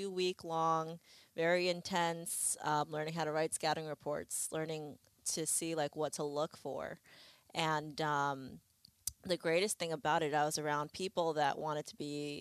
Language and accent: English; Long Island, New York, United States; born or raised there; also born or lived in Lima, Peru / Queens, New York; now in Islamorada, United States